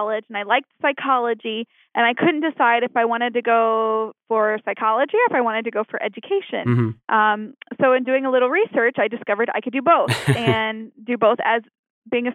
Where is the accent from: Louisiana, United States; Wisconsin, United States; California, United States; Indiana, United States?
Indiana, United States; moved away as an adult; now in Phoenix, United States; I'm actually from Indiana. It's where I grew up